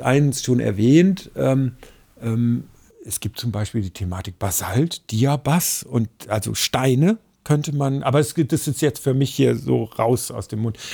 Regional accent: Ruhr area, North Rhine-Westphalia, Germany; now in Central Hesse, Germany; bei uns im Ruhrgebiet, wo ich aufgewachsen bin

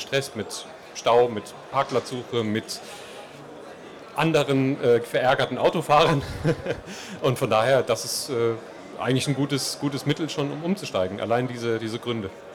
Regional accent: Vogelsberg, Hesse, Germany; moved away as an adult; also born or lived in Gießen / Würzburg; Ich komme ursprünglich von, aus dem Vogelsberg, aus dem benachbarten

